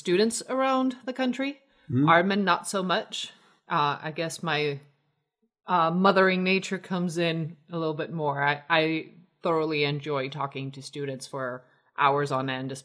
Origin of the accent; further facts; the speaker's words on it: Mexico City, Mexico; moved away; also born or lived in Atlanta / Chicago; But we're both born and raised in Mexico City